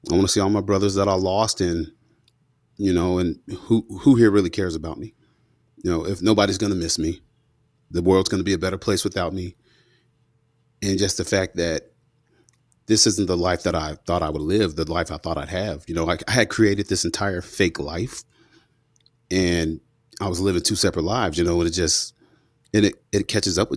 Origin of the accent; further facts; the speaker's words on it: Fort Knox, Kentucky, United States; born there; So you know, I was born in Fort Knox, Kentucky, 1984, and my dad, both my mom and dad, are from Mississippi in the Mississippi Delta, in uh, Bolivar County.